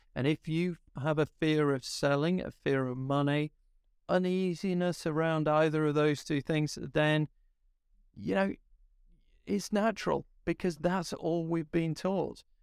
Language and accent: English; Yorkshire and the Humber, United Kingdom; I'm, I'm a Yorkshireman